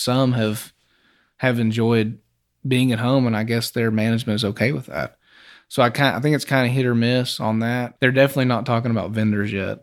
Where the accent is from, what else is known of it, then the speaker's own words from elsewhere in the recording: Hobbs, New Mexico, United States; Well, I grew up in Hobbs